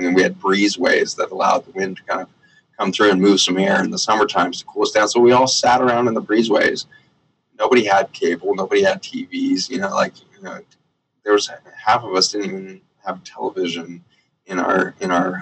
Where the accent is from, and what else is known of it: United States